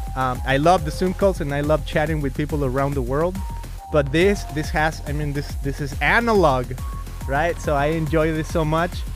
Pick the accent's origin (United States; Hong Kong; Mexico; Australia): Mexico; moved away; I come from Mexico